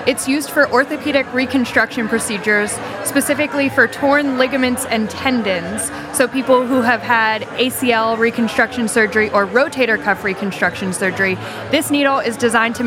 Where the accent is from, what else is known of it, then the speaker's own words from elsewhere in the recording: Pittsburgh, Pennsylvania, United States; moved away as an adult; now in Tennessee, United States; I'm originally from Pittsburgh and actually came to Tennessee for graduate school